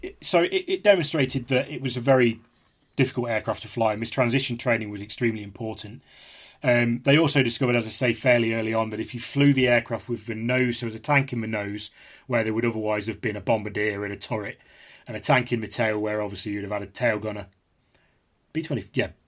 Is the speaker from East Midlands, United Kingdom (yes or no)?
yes; Leicestershire, East Midlands, United Kingdom; also born or lived in Derby; I was born in Derby, but I was, from, from, from the age of eight, I was raised in Le-, in Leicestershire